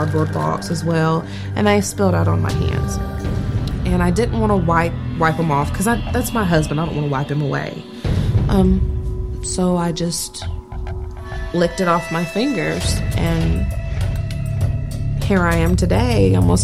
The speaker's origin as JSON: {"language": "English", "town": "Fayetteville", "region": "Tennessee", "country": "United States", "said": "I'm 26 years old. I'm from Fayetteville, Tennessee."}